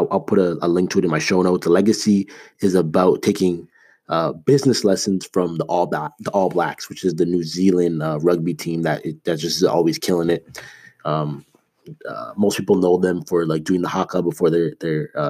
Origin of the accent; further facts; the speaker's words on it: Toronto, Ontario, Canada; moved away as an adult; also born or lived in Ames, Iowa; I grew up in Toronto. I was there for 18 years of my life